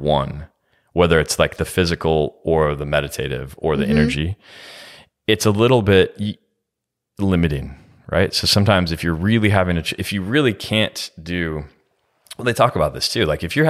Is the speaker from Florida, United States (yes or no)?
no; California, United States; Yeah, I'm from California